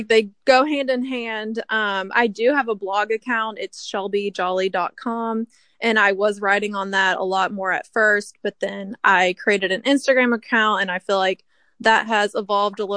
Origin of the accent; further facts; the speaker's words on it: Kentucky, United States; moved away as an adult; now in Washington, D.C., United States; I'm originally from Kentucky, and then I moved to DC a little over 2 years ago